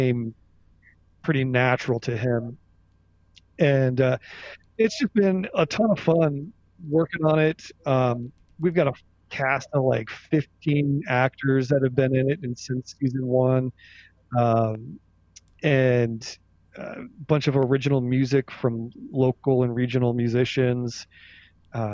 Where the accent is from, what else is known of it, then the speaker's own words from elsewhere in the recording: Ohio, United States; I'm from Ohio